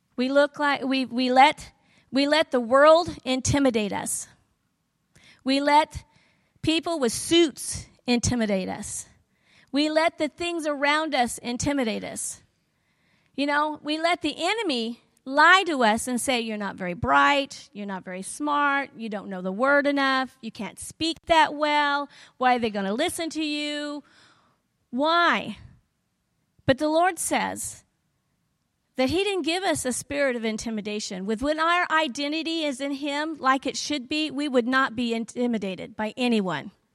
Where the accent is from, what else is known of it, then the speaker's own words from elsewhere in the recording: the South, United States; I'm from the South